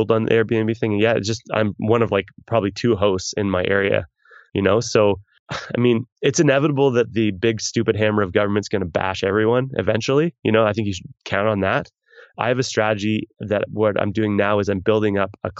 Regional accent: Canada; me being a Canadian

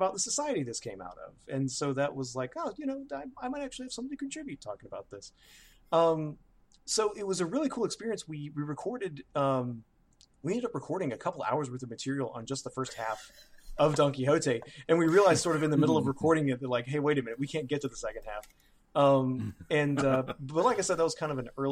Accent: Birmingham, Alabama, United States; my hometown

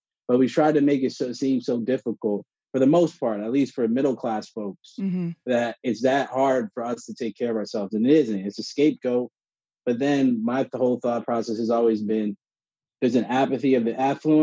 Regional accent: South Orange, New Jersey, United States; I grew up in South Orange, New Jersey

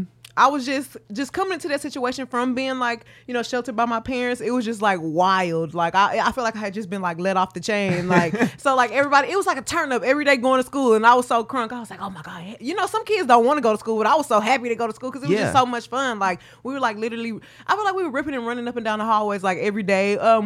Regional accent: Houston, Texas, United States; I'm from Houston, Texas.

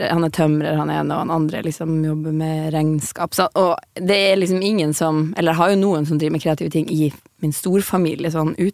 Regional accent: Alta, Finnmark, Norway; Um, jeg er jo fra Alta, så jeg på, begynte på dramalinja i Alta.

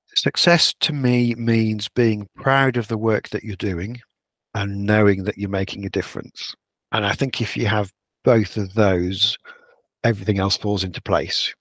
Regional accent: Yorkshire and the Humber, United Kingdom; I'm a Yorkshireman

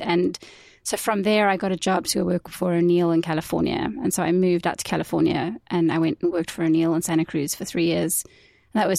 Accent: South Africa; moved away; also born or lived in Georgia, United States; I was living in Georgia, and I was away from home, and holding on to my identity as South African

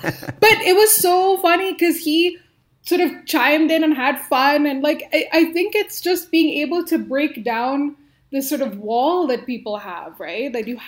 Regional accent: India; also born or lived in Middle East; So, you know, being an Indian, but like growing up in the Middle East where I was in like an international school

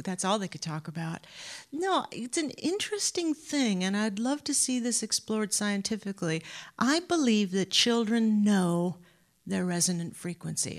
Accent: Anaheim, California, United States; now in Boston, United States; Southern California, Anaheim, California

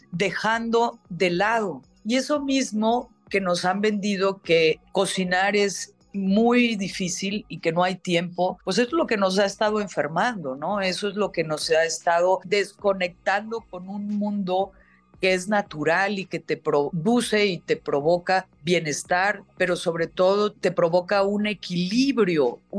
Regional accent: Mexico; volcán de mi tierra, que es obviamente mexicano

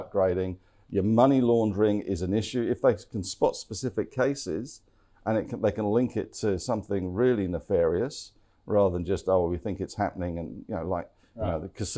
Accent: England, United Kingdom; I'm English.

